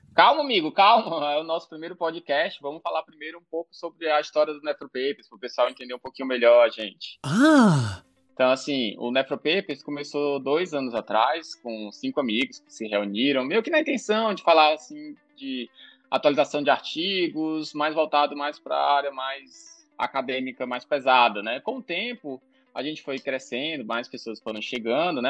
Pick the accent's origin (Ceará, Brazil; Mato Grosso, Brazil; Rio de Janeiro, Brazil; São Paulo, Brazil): Ceará, Brazil; Eu sou cearense, formado na UFC